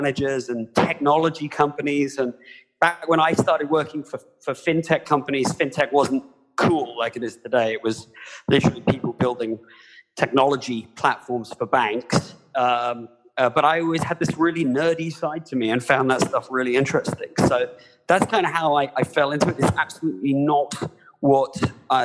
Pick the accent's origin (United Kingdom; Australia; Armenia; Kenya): United Kingdom; moved away as an adult; now in United States; I'm not from the US originally. I was born in the UK, but I am an American now. Like John Oliver, I came here about 20 years ago